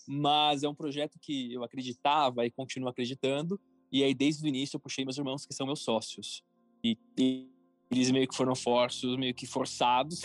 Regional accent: São Paulo, Brazil; also born or lived in Florianópolis; Eu sou de São Paulo, paulistano, morei um ano e meio em Florianópolis, voltei para São Paulo

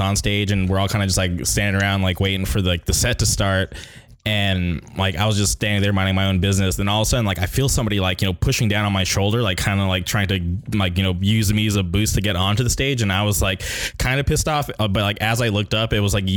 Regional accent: Palm Springs, California, United States; I grew up in the Palm Springs area

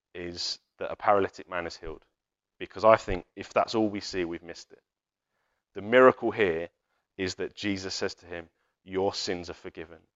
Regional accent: United Kingdom; We're, we're British

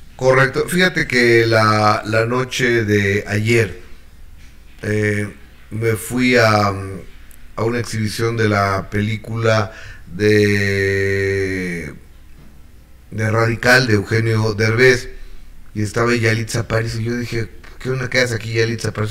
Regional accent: Mexico; en México en especial somos muy devotos de los Reyes Magos

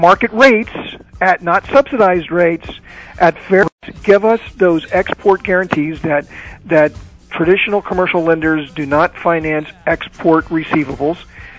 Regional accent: United States; And as an American entrepreneur myself, as an SME owner myself

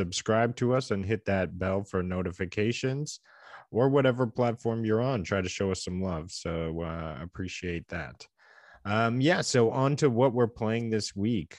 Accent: Canada; we're two Canadian game enthusiasts

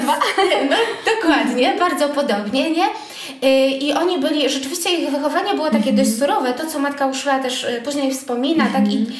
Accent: Łódź Voivodeship, Poland; ja pochodzę z takiej małej parafii niedaleko Łodzi

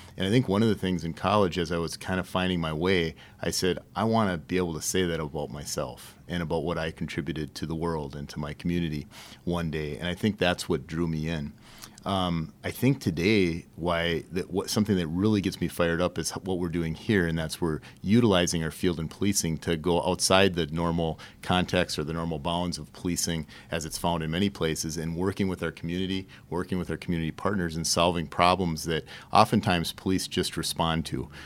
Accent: St. Cloud, Minnesota, United States; I grew up on the northeast side of St. Cloud

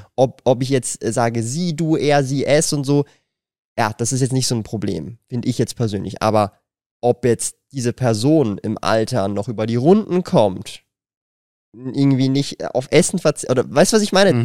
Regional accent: Switzerland

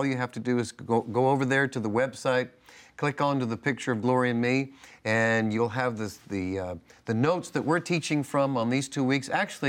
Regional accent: Northeast, United States; See, I grew up in the Northeast.

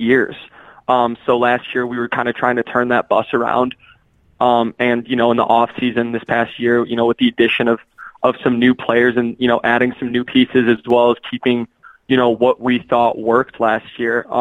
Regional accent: Cary, Illinois, United States; moved away; also born or lived in Madison, Wisconsin; I'm from Cary originally

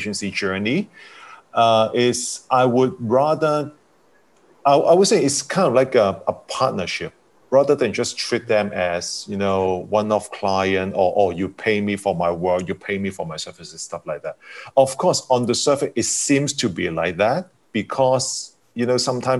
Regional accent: Hong Kong; I was coming from Hong Kong

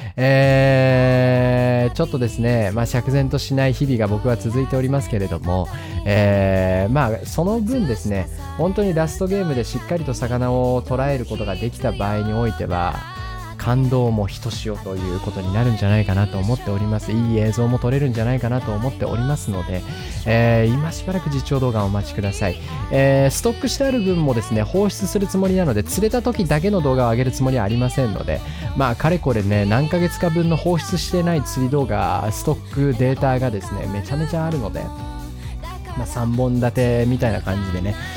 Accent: Sapporo, Hokkaido, Japan; 札幌市なんですけど、北海道の札幌市

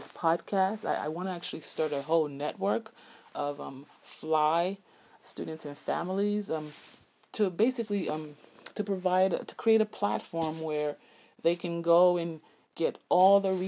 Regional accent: South Miami, Florida, United States; my background as an immigrant growing up in South Miami

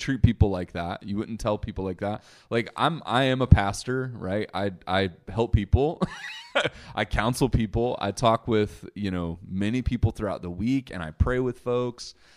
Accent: United States; as an American

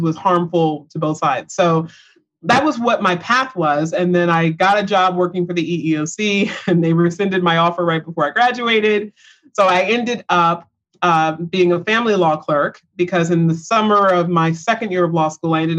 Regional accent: Pensacola, Florida, United States; I was born and raised in Pensacola, Florida

